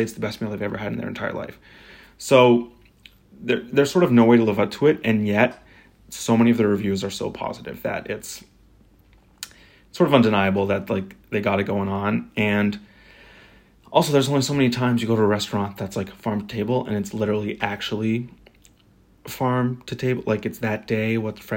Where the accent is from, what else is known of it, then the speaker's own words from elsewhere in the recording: Topsham, Maine, United States; I'm from Topson, Maine, which is a small town-ish.